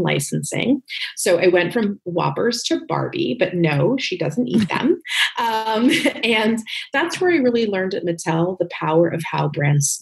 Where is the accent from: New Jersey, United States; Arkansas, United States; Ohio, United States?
New Jersey, United States; Northern; moved away as an adult; also born or lived in New York City; now in Los Angeles, United States; I was born in New York City, but really raised in New Jersey, Northern Jersey.